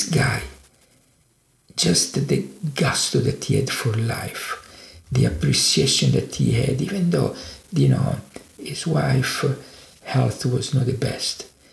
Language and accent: English; Italy; now in United States; I was born and raised in Italy